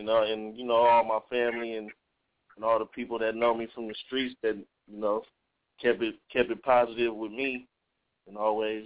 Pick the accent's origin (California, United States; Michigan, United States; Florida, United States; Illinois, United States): California, United States; Sacramento; I'm from Sacramento